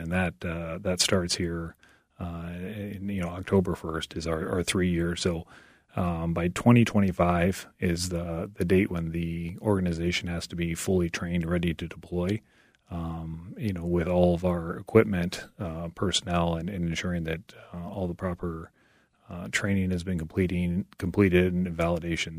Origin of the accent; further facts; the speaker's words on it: Iowa, United States; I joined the Iowa National Guard, uh, back in the mid-nineties, and my hometown unit happened to be an artillery unit